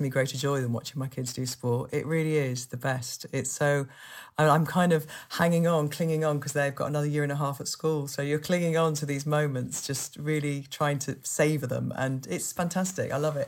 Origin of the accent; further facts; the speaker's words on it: Yorkshire and the Humber, United Kingdom; I'm from Yorkshire